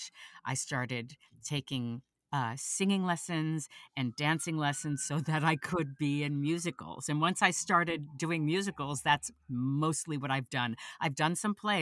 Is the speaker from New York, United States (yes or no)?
yes; New York City, New York, United States; moved away as an adult; also born or lived in Los Angeles; I was born there as well. And we moved to the South Bronx and then we moved out to Queens